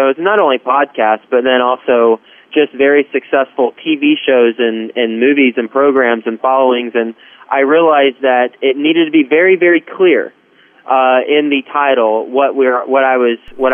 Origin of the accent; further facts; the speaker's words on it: Texas, United States; moved away as an adult; also born or lived in Cincinnati; now in New York City, United States; So I'm from Texas, live in New York City